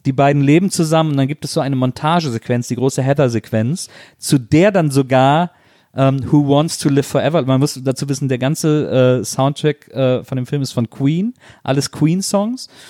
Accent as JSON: {"language": "German", "town": "Wesseling", "region": "North Rhine-Westphalia", "country": "Germany", "tie": "born or raised there", "said": "als ich als Jugendlicher in Wesseling"}